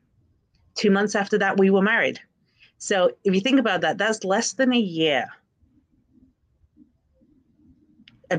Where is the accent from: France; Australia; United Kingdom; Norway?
United Kingdom; England; I grew up in England and I was bullied pretty badly